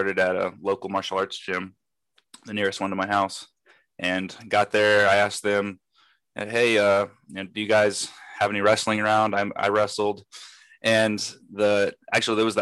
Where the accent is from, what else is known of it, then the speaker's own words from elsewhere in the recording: Dublin, Ohio, United States; moved away as an adult; also born or lived in Cleveland, Ohio; now in Tupelo, United States; I am from Dublin, Ohio. I wrestled there when I was 6 years old through middle school, high school